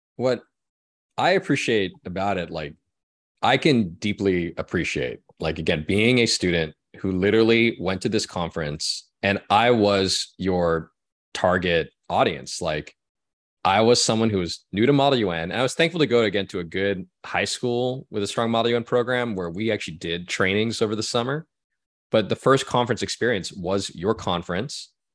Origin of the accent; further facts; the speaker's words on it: Orange County, California, United States; when I was growing up in Orange County. California.